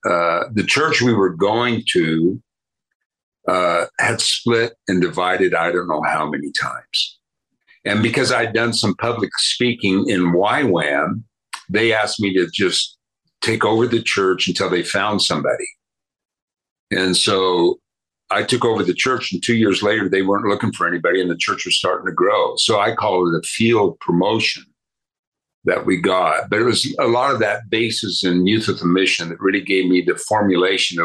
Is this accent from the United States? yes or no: yes; Grand Junction, Colorado, United States; I was born here in Grand Junction, which is a small town on the western slope